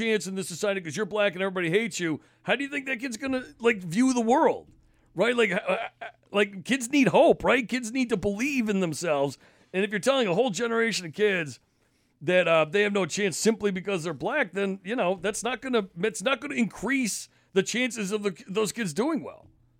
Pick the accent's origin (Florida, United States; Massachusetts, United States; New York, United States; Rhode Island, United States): Massachusetts, United States; I grew up in Mass in the 90s, and that's, to me